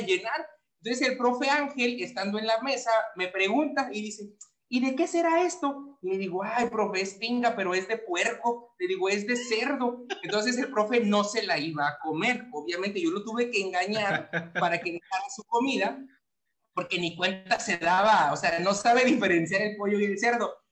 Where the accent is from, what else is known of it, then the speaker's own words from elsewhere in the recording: Papantla, Veracruz, Mexico; moved away as an adult; mi pueblito